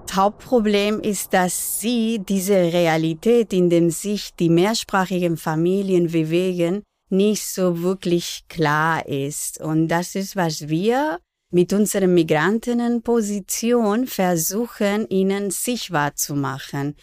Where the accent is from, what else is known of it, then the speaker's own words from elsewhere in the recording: Barcelona, Catalonia, Spain; first language Spanish and Catalan; German is a second language; now in Berlin, Germany; Ich bin zweisprachig aufgewachsen in Barcelona.